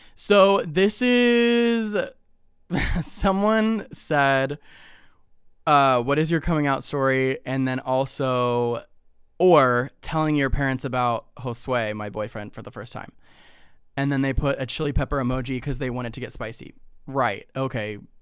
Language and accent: English; Ohio, United States; now in Texas, United States; growing up in Ohio